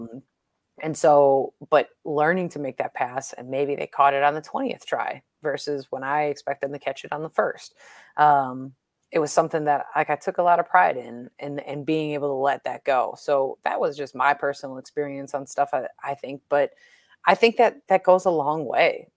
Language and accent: English; Milwaukee, Wisconsin, United States; growing up in Milwaukee